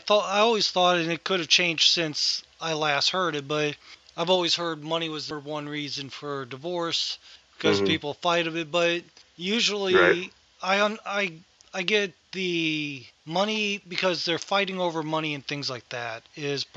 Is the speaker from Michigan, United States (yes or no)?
no; Ohio, United States; growing up in Ohio